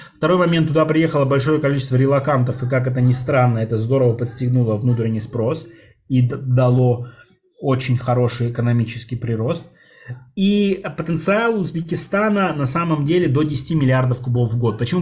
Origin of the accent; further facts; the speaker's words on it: Russia; Российской Советской Федеративной Республики, а, откуда я родом